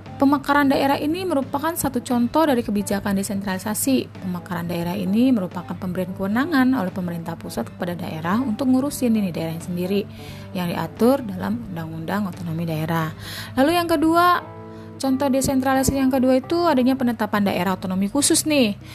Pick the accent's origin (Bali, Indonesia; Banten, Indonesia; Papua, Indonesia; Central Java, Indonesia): Banten, Indonesia; Tangerang; saya ambil dari daerah saya ya. Dulu Tangerang Selatan tuh nggak ada